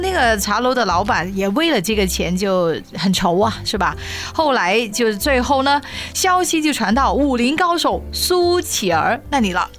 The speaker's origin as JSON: {"language": "Chinese", "region": "Guangdong", "country": "China", "said": "我们广东人"}